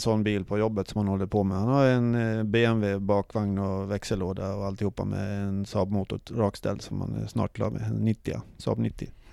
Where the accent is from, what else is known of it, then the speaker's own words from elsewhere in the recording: Sweden; vi var från Sverige